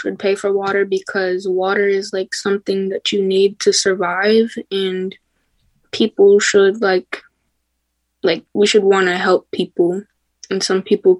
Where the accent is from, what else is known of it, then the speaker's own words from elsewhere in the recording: Ypsilanti, Michigan, United States; I'm 12 years old and I'm also from Ypsilanti, Michigan.